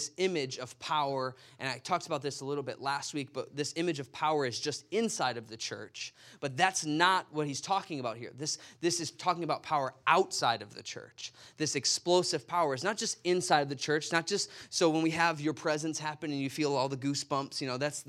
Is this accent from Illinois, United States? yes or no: yes; Chicago, Illinois, United States; moved away; I'm from Chicago